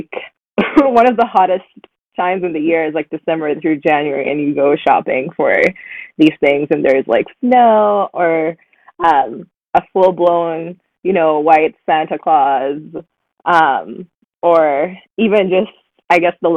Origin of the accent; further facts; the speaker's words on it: Nairobi, Kenya; moved away as an adult; also born or lived in South Africa / Brookline, Massachusetts; now in Boston, United States; I was born in Nairobi, which is the capital city. That's also where I grew up